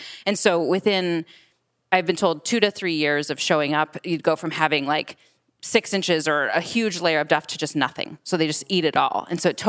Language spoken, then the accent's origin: English; Michigan, United States; I'm from Michigan